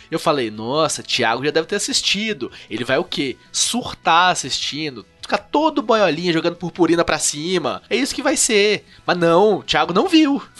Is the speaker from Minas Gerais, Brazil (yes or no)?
yes; Minas Gerais, Brazil; Sou de Minas, dá licença?